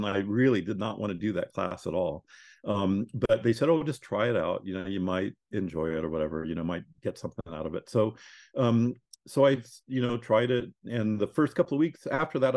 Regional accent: Corvallis, Oregon, United States; I grew up in Corvallis, Oregon

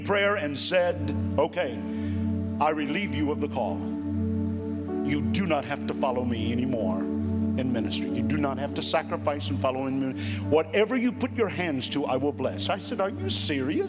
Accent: Florida, United States; moved away as an adult; also born or lived in Minneapolis, Minnesota; I was born in Florida and did all of my ministry in Florida.

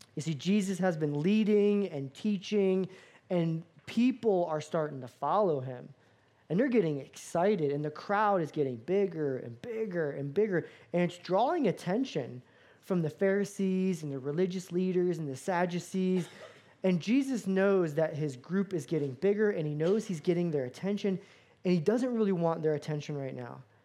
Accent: Florida, United States; moved away; I grew up in Florida

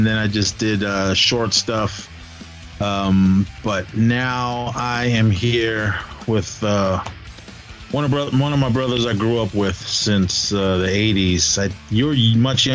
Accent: Oakland, California, United States; moved away; We grew up together in Oakland

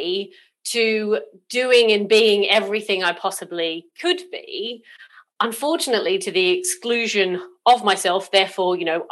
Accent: Australia; also born or lived in South Coast, United Kingdom; now in United Kingdom; I was actually born in Australia

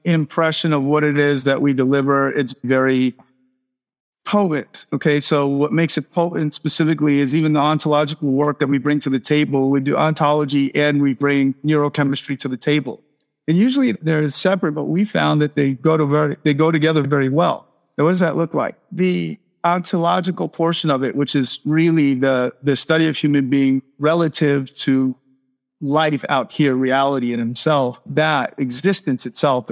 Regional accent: Miami, Florida, United States; moved away as an adult; now in Playa del Carmen, Mexico; I'm from Miami originally.

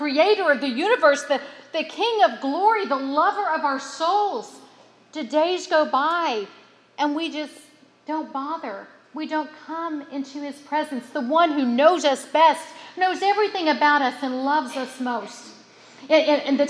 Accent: West Virginia, United States; I was from West Virginia

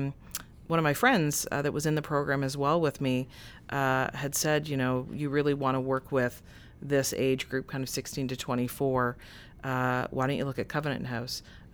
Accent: Oshawa, Ontario, Canada; Again, growing up in Oshawa, being fearful of how my parents, my friends, my family would react to that.

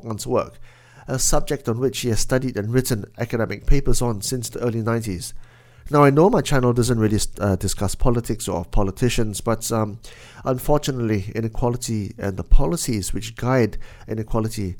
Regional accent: Penang, Malaysia; my hometown of Penang

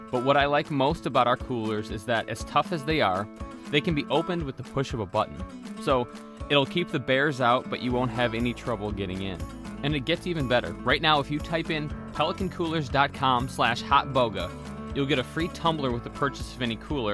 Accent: Grand Rapids, Michigan, United States; moved away as an adult; also born or lived in New Jersey; I grew up in Grand Rapids. I moved to New Jersey for law school.

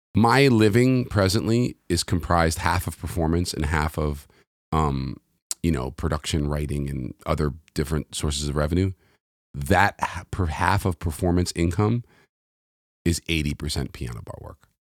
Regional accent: New York City, New York, United States; moved away as an adult; also born or lived in London; now in Los Angeles, United States; I grew up in New York City.

